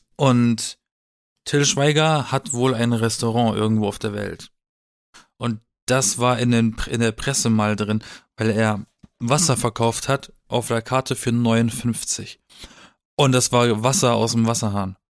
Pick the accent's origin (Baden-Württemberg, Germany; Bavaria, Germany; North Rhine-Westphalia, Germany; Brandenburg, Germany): Baden-Württemberg, Germany; Baden-Baden; moved away; in meiner Heimat, äh, das im Schwarzwald alles, ne, mit Bergen umzingelt und alles